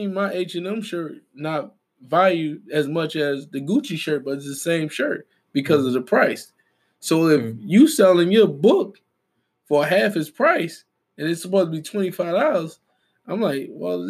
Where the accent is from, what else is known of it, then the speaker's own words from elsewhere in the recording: Philadelphia, Pennsylvania, United States; I'm from North. I say North, too. I'm from North.